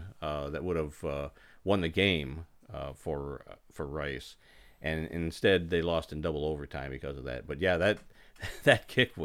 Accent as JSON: {"language": "English", "region": "Michigan", "country": "United States", "said": "We're from Michigan"}